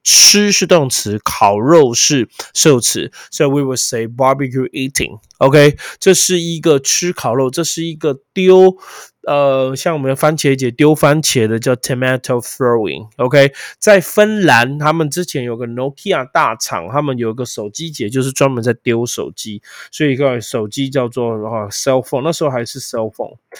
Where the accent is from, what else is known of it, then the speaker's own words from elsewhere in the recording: Taiwan; 我们台湾翻帕运啊